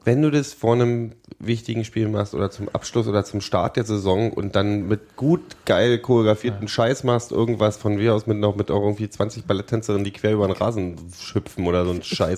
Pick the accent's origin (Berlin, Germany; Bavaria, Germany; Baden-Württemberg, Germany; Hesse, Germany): Berlin, Germany; Gebürtiger Berliner